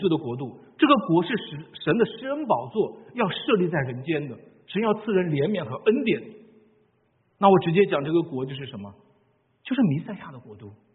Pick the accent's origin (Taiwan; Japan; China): China; 我们中国人